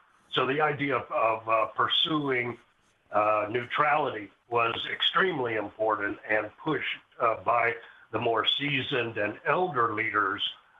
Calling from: New York, United States; I'm greeting you from the Lower Hudson Valley of New York, which is inside our original homeland of Lenape.

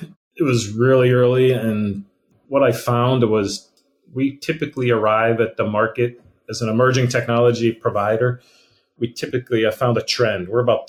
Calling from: Pittsburgh, Pennsylvania, United States; So I am in Pittsburgh, Pennsylvania.

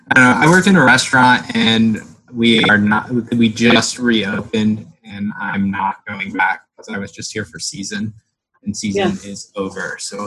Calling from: Sarasota, Florida, United States; I'm in Sarasota, Florida.

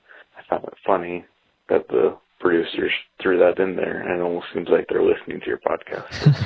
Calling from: Syracuse, Utah, United States; I'm from Syracuse, Utah.

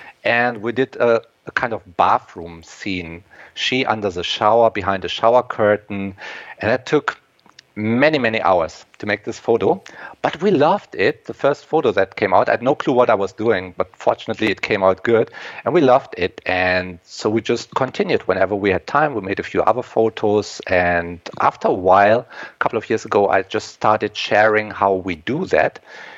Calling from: Germany; English is a second language; And yes, I'm coming from Germany. Over here, we already have sundown.

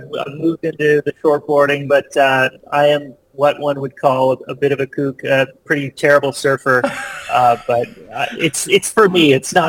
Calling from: British Columbia, Canada; I'm in beautiful Vancouver Island on the west coast of Canada.

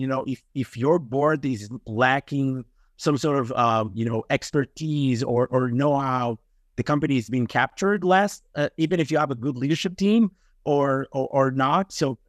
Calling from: Israel; English is a second language; I'm calling from Israel. So it's a little bit late here right now.

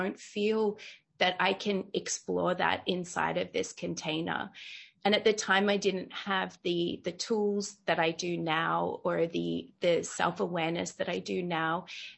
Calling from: Bali, Indonesia; Yeah, so I'm joining you from Bali in Indonesia, so all the way across the world.

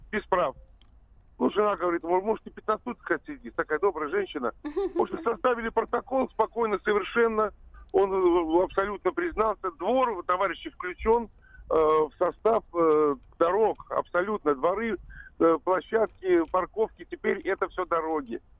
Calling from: Tver, Tver Oblast, Russia; так, ну вот я часто, я сам из Твери часто бываю в Москве.

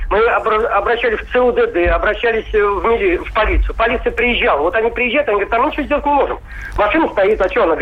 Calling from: Moscow, Russia; я из Москвы.

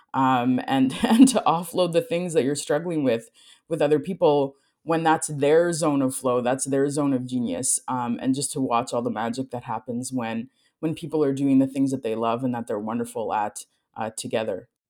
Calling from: Winnipeg, Manitoba, Canada; I am calling in from Treaty One territory, also known as Winnipeg, Manitoba, Canada

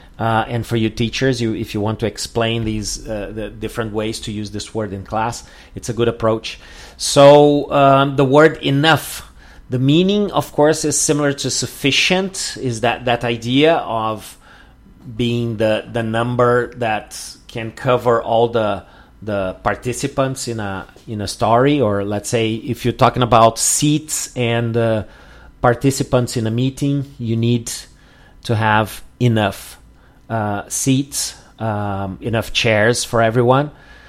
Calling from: Porto Alegre, Rio Grande do Sul, Brazil

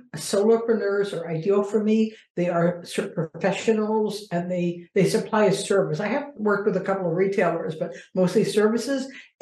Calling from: Philadelphia, Pennsylvania, United States; Philadelphia, Pennsylvania, in the US.

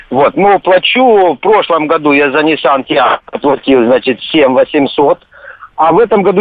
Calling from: Rostov-on-Don, Rostov Oblast, Russia; Здравствуйте, я звоню из Ростова-на-Дону к вам.

